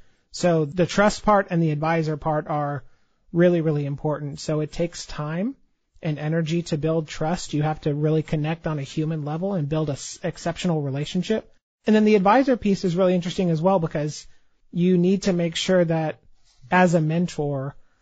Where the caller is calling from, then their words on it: Dallas, Texas, United States; Dallas, Texas.